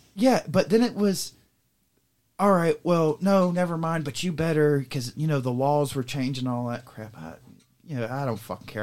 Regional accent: Everglades, Florida, United States; moved away; also born or lived in Pearl, Mississippi; growing up in the Everglades

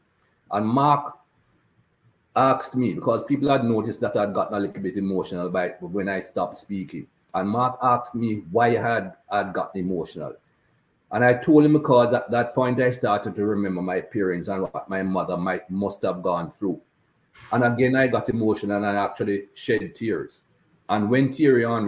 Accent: Jamaica; now in Cayman Islands; As a black man growing up in Jamaica, we weren't taught anything good about black people or people of color

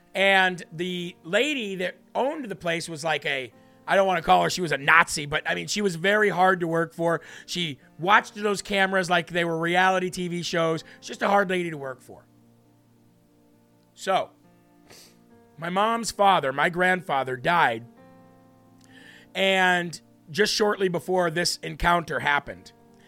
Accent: Illinois, United States; born there; now in Vermont, United States; I was born in Northwest Illinois, close to the Iowa border.

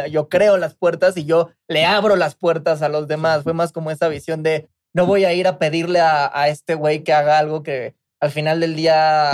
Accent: Mexico; escuchas el trap que nosotros estamos haciendo y escuchas el trap boricua, se escucha completamente la esencia mexicana

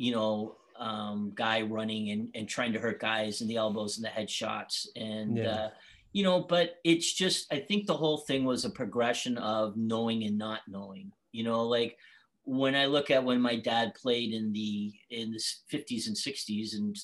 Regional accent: Boston, Massachusetts, United States; moved away; I grew up with Dad in Boston

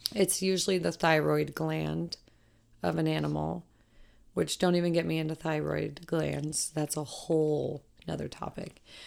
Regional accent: Colorado, United States; I'm from Colorado, or was raised in Colorado

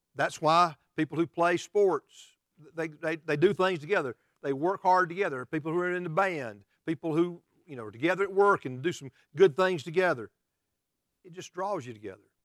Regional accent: United States; we as American Christians

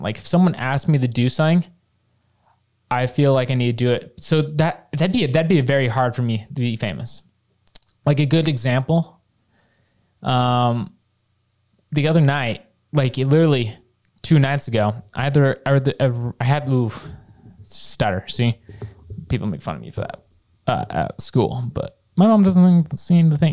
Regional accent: Bountiful, Utah, United States; from growing up in Bountiful

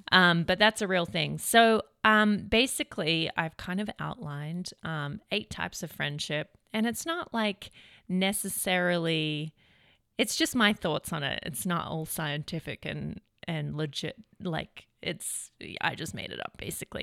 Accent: Australia; also born or lived in Redding, California; now in United States; being an Australian living in America

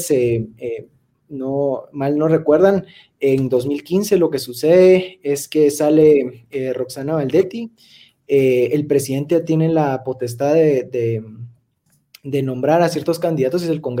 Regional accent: Guatemala; como guatemaltecos, como ciudadanos

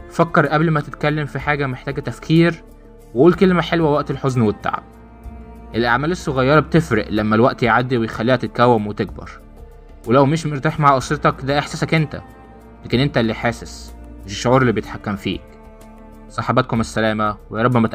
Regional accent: Egypt; القيم بتاعتنا كمصريين لنا حس العشم والمودة المميزة بتاعتنا

